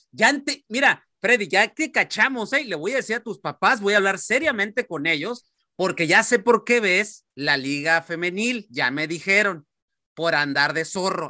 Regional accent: Mexicali, Baja California, Mexico; mi ciudad natal, Mexicali

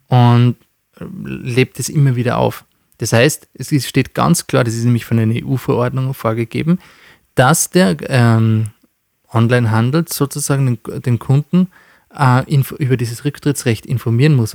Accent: Austria; bei uns in Österreich

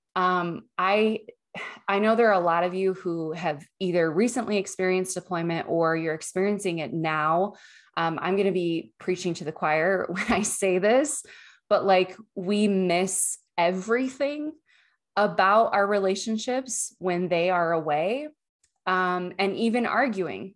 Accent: Utah, United States; moved away as an adult; now in Texas, United States; I grew up in Utah

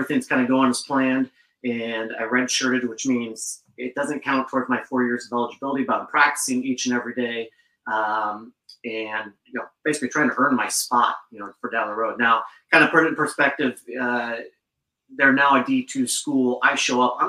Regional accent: Gaston, Oregon, United States; moved away as an adult; now in Bellingham, United States; originally grew up, born and raised in Oregon, and moved out to the sticks to a little tiny town, out southwest of Portland.

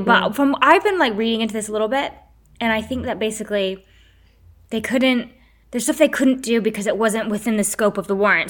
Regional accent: United States; I'm American

